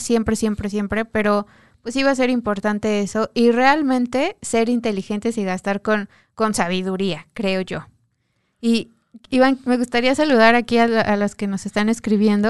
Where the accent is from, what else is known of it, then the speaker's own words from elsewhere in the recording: Mexico; como mexicanos